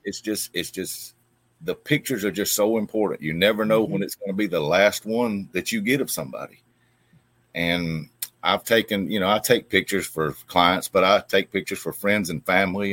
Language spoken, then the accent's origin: English; Opelika, Alabama, United States; I was born and raised here. Um, been here my whole life